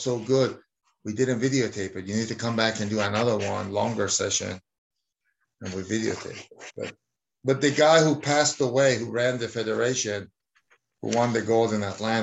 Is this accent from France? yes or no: no; Iran; moved away; also born or lived in New Jersey / Arizona; I was born in Iran